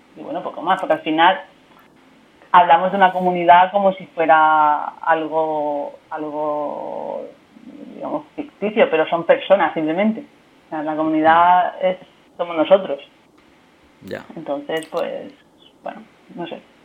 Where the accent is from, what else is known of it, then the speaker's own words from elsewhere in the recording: Murcia, Region of Murcia, Spain; now in Barcelona, Spain; soy de Murcia, pero se me entiende bastante bien